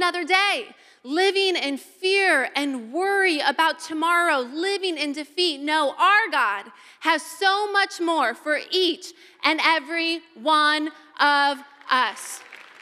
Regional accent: Ohio, United States; moved away; I grew up in Ohio, O-H-I-O

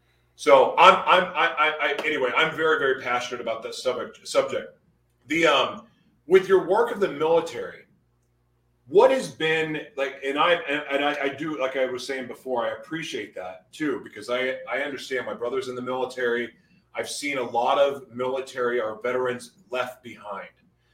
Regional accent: United States; I'm so blessed to live in America. I love being American.

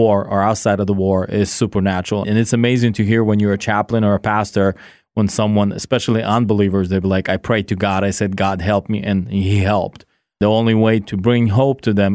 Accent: California, United States; moved away as an adult; also born or lived in Kyiv region, Ukraine / Seattle, United States; now in Ukraine; My parents moved to California when I was 9 years old. I grew up in California

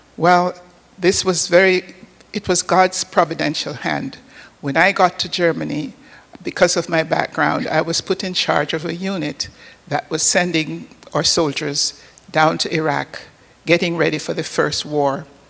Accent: Port Maria, Saint Mary, Jamaica; moved away; I was born in an, on the northern coast of Jamaica, a little village called Port Maria

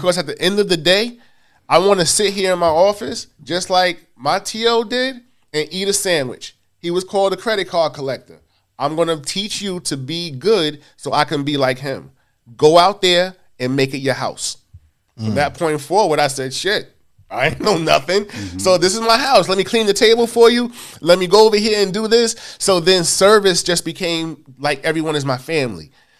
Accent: Queens, New York, United States; I'm from Queens. Yes, yes, yes. Yeah. Born in Hollis, Queens, raised in South Jamaica.

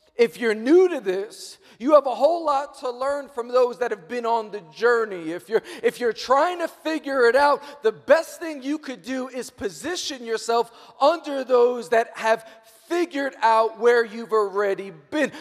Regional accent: New York, United States; I'm born and raised in New York

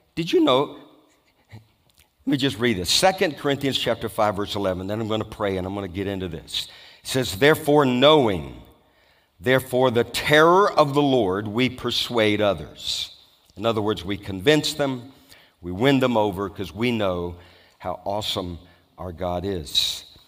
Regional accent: Louisiana, United States; I was brought up in Louisiana

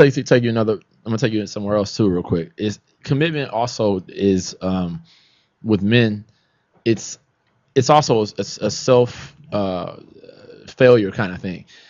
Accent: Los Angeles, California, United States; I'm from Los Angeles

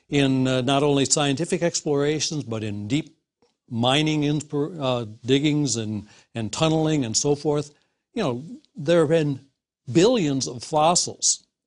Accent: Wisconsin, United States; in the Midwest, uh, Wisconsin

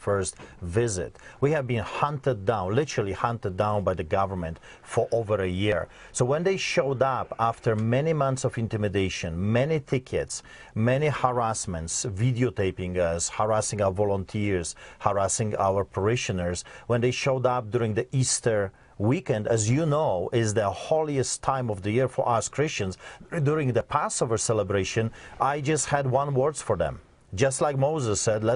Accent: Poland; moved away; I grew up behind the Iron Curtain, so I've seen the atrocities of the communists, but also I grew up in Poland.

